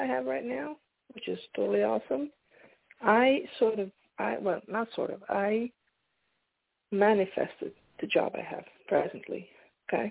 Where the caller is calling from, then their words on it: Pennsylvania, United States; I'm calling from Pennsylvania